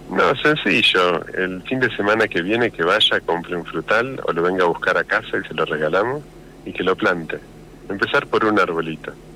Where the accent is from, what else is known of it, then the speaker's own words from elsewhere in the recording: Bahía Blanca, Buenos Aires Province, Argentina; moved away as an adult; now in La Pampa, Argentina; yo soy de Bahía Blanca y mujer de Rosario